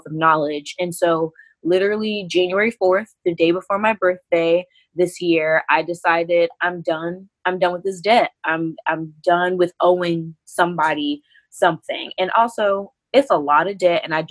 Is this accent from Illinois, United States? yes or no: no; North Carolina, United States; moved away as an adult; I am originally from North Carolina, so the South in the United States.